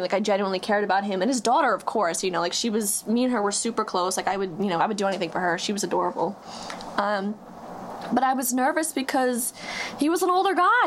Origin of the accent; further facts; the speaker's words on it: Huntington, New York, United States; I'm 23 years old from Huntington. I live on Long Island